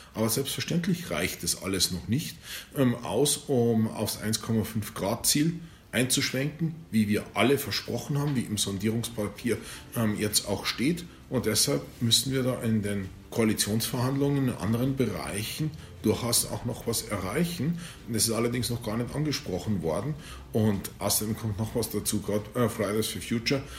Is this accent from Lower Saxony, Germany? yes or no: no; the south of Bavaria, Germany; ich komme aus dem Süden von Bayern